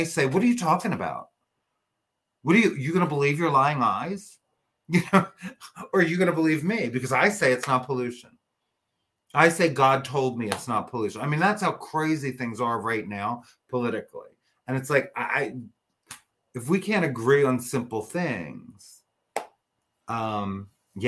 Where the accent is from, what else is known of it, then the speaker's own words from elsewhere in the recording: New Jersey, United States; where I grew up here in New Jersey was a small Republican town